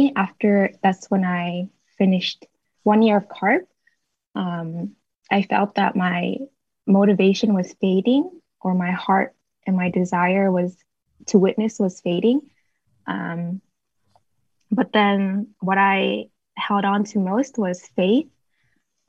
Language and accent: English; Boston, Massachusetts, United States; moved away as an adult; also born or lived in Bay Area, California; I'm originally from Boston